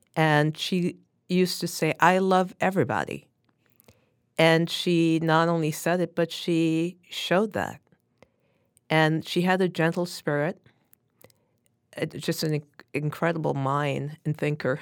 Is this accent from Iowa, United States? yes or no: no; New York City, New York, United States; I grew up in Brooklyn, New York, and went to a Catholic, uh, grammar school and subsequently to a Catholic high school, both of who, which were in Brooklyn